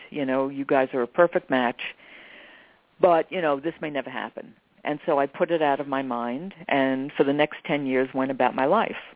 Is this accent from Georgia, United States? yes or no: no; New York, United States; I'm a New Yorker. You're inconvenienced all the time.